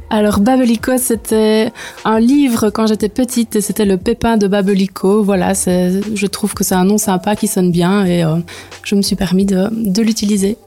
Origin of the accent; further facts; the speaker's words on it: Neupré, Wallonia, Belgium; moved away as an adult; also born or lived in Bêche, Vielsalm / Liège; now in Vielsalm, Belgium; Donc moi à la base, je viens de Neupré près de Liège. Je suis toute nouvelle ici à Bèche